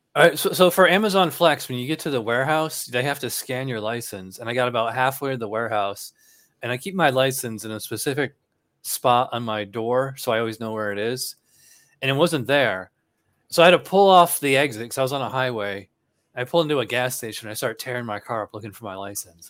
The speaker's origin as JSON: {"language": "English", "town": "Albany", "region": "New York", "country": "United States", "tie": "born or raised there", "also_born_or_lived": "Illinois / Virginia", "moved": "as an adult", "lives_now": "Florida, United States", "said": "I'm actually from Albany, New York, which is the state capital of New York."}